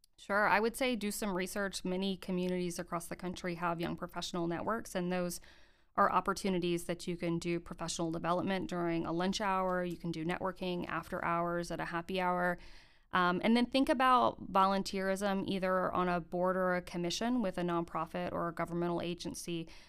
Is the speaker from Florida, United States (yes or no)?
yes; Gainesville, Florida, United States; moved away as an adult; now in Greensboro, United States; I grew up in Gainesville, Florida